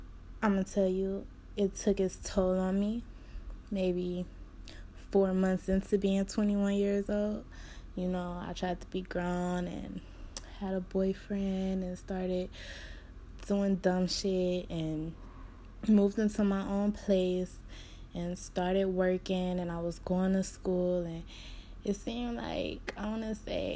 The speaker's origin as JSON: {"language": "English", "town": "Cleveland", "region": "Ohio", "country": "United States", "said": "I'm from Cleveland, Ohio"}